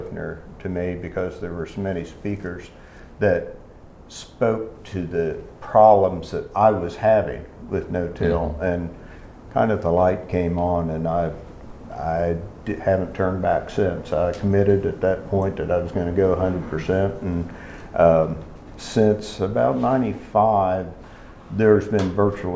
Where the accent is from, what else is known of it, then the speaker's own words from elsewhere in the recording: Ohio, United States; moved away as an adult; now in West Virginia, United States; although I'm initially from Ohio, I've been in West Virginia since the mid-70s. So I guess I'm technically a West Virginian now.